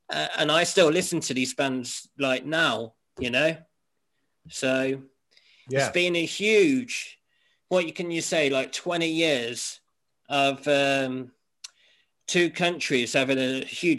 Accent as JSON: {"language": "English", "town": "Whitstable", "region": "South East England", "country": "United Kingdom", "tie": "born or raised there", "also_born_or_lived": "Lincoln / Norfolk", "said": "Well, I was born in Lincoln, right? And when I was about two, we moved to Winstable. No, we moved to Wyndham, which is in Norfolk, Norwich, England, right? And then from there, we moved down to Winstable in Kent"}